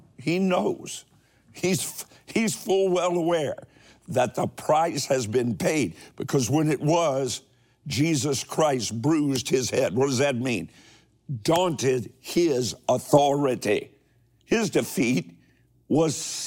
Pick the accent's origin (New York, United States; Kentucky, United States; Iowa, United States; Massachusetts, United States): Kentucky, United States; my home state of Kentucky